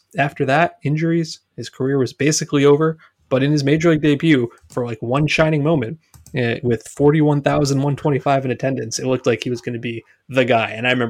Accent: New Jersey, United States; a kid growing up in New Jersey

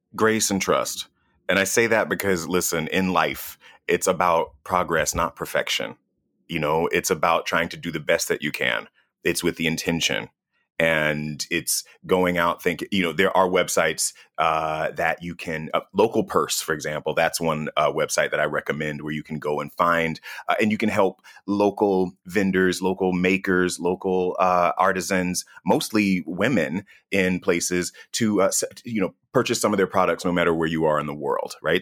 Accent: United States; I'm from the United States of America

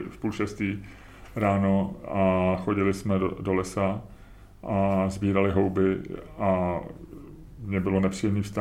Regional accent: Czechia; něco, na co by jsme jako Češi měli být pišní, nebo něco, na co bychom neměli být pišní?

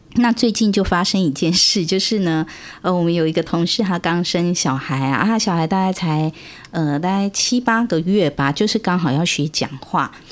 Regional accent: Taiwan; 我们现在台湾

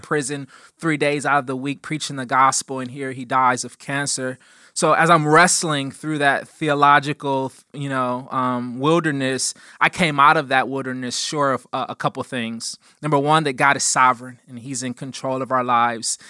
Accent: East Cleveland, Ohio, United States; I grew up in East Cleveland

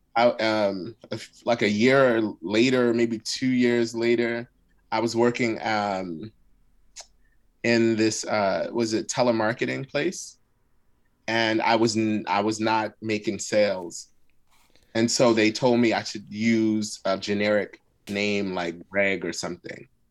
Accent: Philadelphia, Pennsylvania, United States; first language Arabic; English is a second language; I grew up in West Philly in a Muslim community. So my first language actually was Arabic.

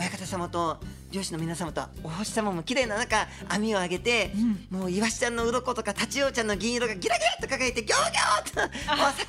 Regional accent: Tateyama, Chiba, Japan; 私の地元の千葉の館山で

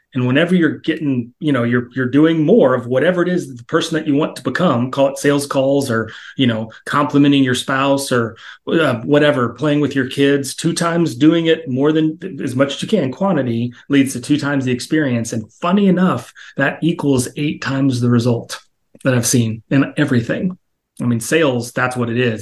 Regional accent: Texas, United States; I grew up in Texas

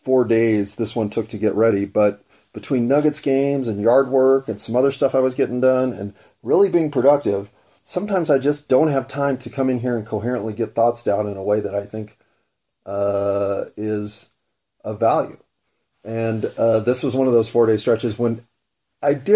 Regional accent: Colorado, United States; I'm from Colorado.

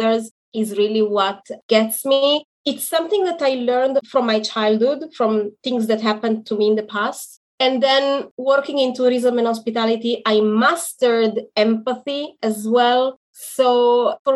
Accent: Italy; now in Israel; I am in Israel, but I am originally from Italy.

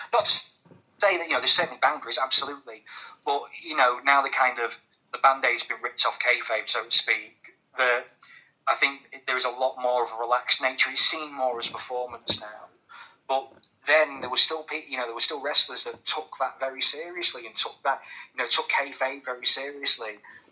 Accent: Grimsby, Yorkshire and the Humber, United Kingdom; I'm from Grimsby as well

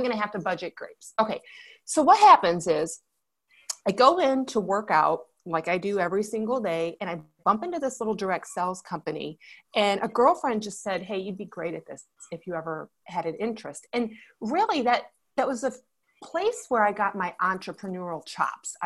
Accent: Michigan, United States; I was born and raised in Michigan

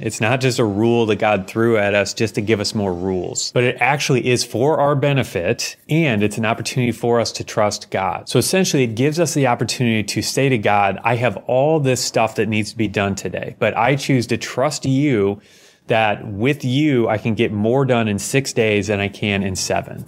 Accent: United States; as an American

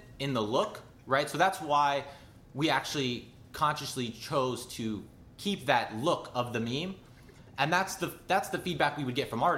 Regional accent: Miami, Florida, United States; also born or lived in Jacksonville, Florida; we're from Miami, Florida

